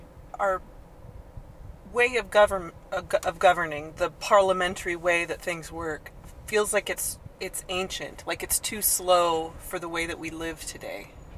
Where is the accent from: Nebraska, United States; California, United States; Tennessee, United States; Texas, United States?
California, United States; And we're passing by the county hospital here, lovingly called County. Where I was born